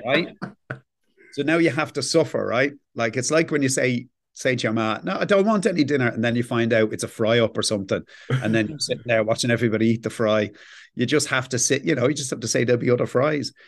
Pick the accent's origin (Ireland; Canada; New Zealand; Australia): Ireland; We don't stop being Irish, embarrassed Irish people